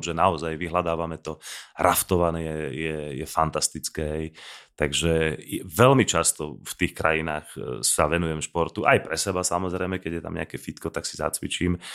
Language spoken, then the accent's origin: Slovak; Slovakia; toto mi na Slovensku trošku chýba, že sme takí, stále sme uzavretí